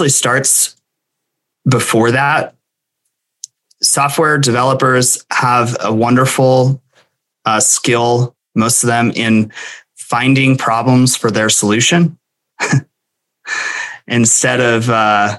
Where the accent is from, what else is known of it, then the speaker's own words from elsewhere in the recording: Montana, United States; also born or lived in San Diego; this is my home state. I grew up here and went to high school here and left when I joined the Navy